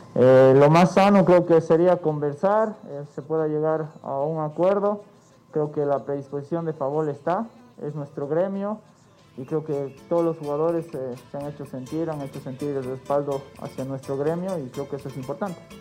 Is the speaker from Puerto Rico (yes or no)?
no; Bolivia; como buenos bolivianos